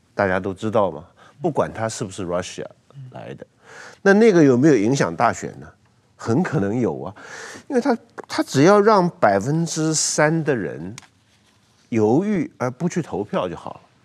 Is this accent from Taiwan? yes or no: yes; Taiwan